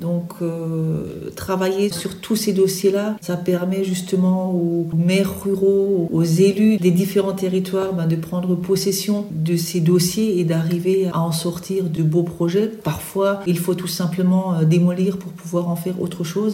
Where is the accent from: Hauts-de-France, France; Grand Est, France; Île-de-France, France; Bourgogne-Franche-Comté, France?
Grand Est, France; Alsace; Alsacienne, bien sûr, parce que je vis sur le territoire alsacien